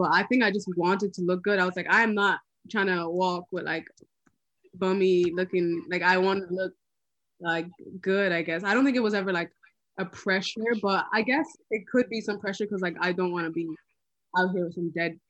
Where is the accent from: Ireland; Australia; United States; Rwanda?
Ireland; Cork, Munster; now in London, United Kingdom; I'm from Cork.